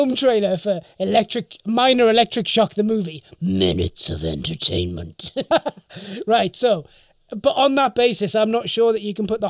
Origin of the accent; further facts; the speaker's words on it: United Kingdom; I'm not international, I'm British.